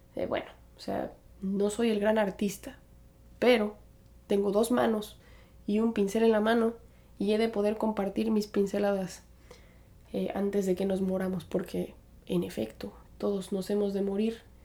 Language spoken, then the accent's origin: Spanish; Aguascalientes, Mexico; moved away as an adult; now in New York, United States; soy originaria de Aguascalientes, Aguascalientes, México. Ahí pasé la mayor parte de mi infancia